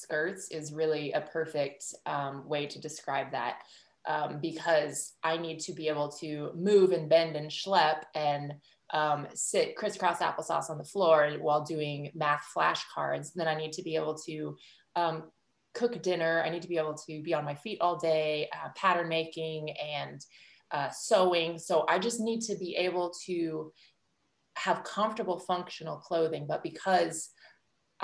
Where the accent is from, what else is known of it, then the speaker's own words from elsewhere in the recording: Illinois, United States; moved away as an adult; also born or lived in New York; I grew up in Illinois